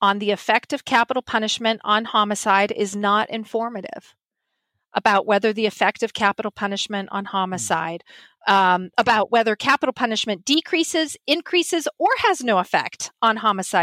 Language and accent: English; Montana, United States; when I grew up in Montana, I'm a Montana native